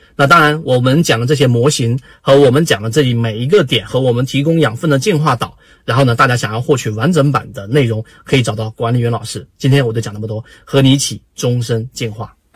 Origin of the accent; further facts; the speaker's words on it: China; 我们中国人的传统的教育里面啊，就是你要向谁谁谁一样